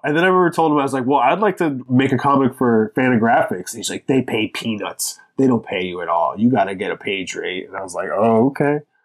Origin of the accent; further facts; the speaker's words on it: Lancaster, Pennsylvania, United States; moved away as an adult; now in Philadelphia, United States; I'm from, originally, I grew up in Lancaster, Pennsylvania